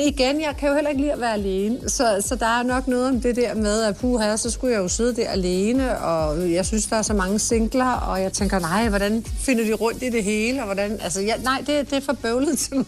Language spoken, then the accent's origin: Danish; Sorø, Zealand, Denmark; also born or lived in Nørrebro, Copenhagen / Holbæk / Tølløse / United States; jeg er faktisk opvokset ved at sige, de fleste af mine år i Sorø